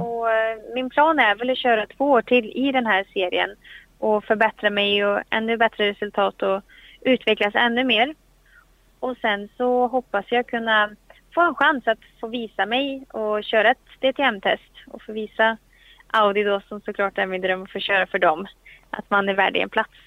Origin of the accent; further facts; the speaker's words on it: Sweden; här hemma i Sverige